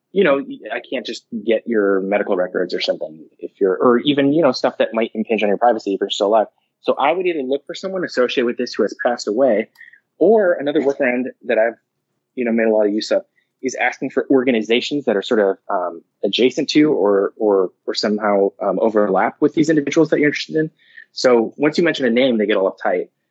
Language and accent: English; Livermore, California, United States; I grew up in Livermore